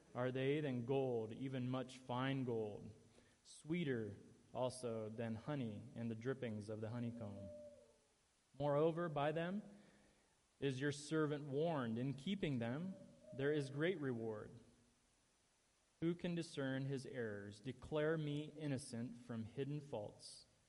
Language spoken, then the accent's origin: English; Ohio, United States; moved away; in my home state in Ohio, near Cleveland